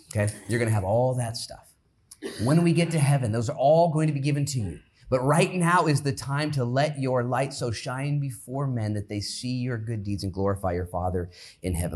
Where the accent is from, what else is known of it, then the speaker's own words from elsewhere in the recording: United States; I'm an American